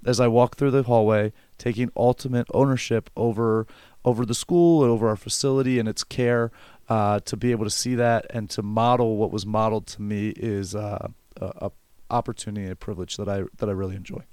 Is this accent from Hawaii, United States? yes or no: no; Elizabethtown, Pennsylvania, United States